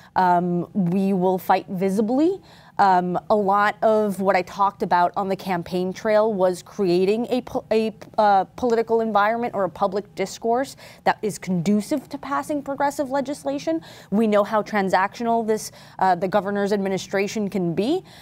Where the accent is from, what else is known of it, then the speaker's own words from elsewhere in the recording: New York City, New York, United States; the corner of the planet where I was born, where I was raised, where I still live.